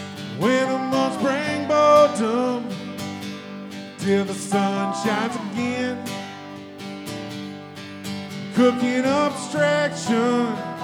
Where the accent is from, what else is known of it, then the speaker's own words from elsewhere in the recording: Crystal Beach, Texas, United States; now in Houston, United States; I grew up in a small town down on the coast of Texas called Crystal Beach, Bolivar Peninsula. Y'all may know the big town down there called Galveston. But I lived over across the ferry boat.